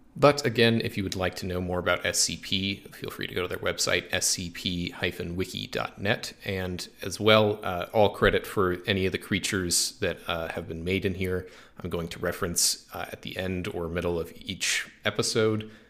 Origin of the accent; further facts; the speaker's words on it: Springfield, Missouri, United States; we're all originally from Springfield, Missouri